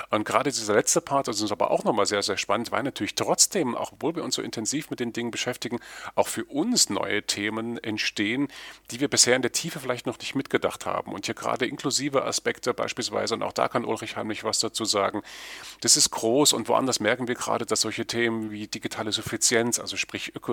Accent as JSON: {"language": "German", "town": "Erfurt", "region": "Thuringia", "country": "Germany", "said": "Ja, ich freue mich, äh, euch in meiner Heimatstadt zu begrüßen."}